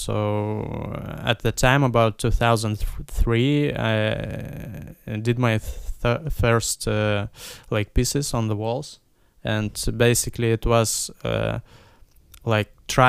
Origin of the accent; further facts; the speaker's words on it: Vilnius, Vilnius County, Lithuania; English is a second language; also born or lived in Ukraine; But yeah, I came from Ukraine, but I don't remember Ukrainian. I speak for a long time Russian, but now I'm speaking English and Lithuanian.